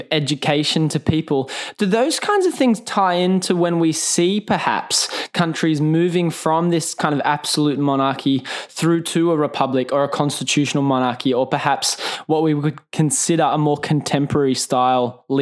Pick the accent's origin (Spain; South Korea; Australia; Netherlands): Australia; as an Australian